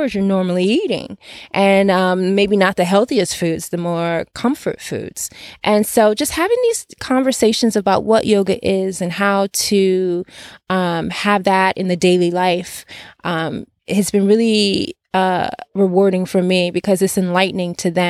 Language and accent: English; Detroit, Michigan, United States; also born or lived in Nigeria; now in Los Angeles, United States; I'm originally from Detroit